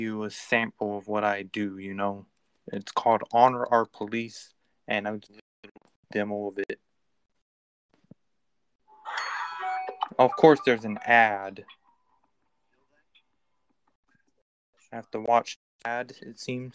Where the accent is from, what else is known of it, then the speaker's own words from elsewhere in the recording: California, United States; I'm actually from California